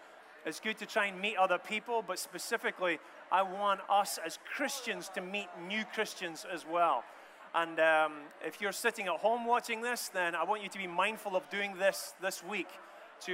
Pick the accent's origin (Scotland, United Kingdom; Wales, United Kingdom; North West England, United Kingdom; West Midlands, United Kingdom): Scotland, United Kingdom; also born or lived in United States; And I'm from Scotland in a roundabout way through America.